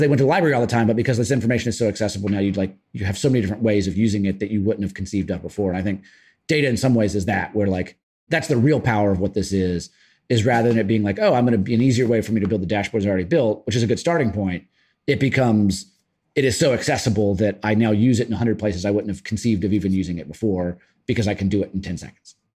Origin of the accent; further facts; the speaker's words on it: the South, United States; now in Brooklyn, United States; I am from the South.